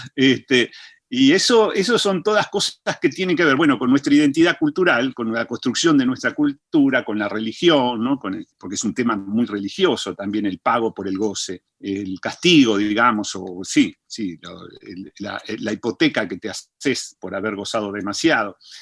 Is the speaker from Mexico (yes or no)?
no; Argentina; somos argentinos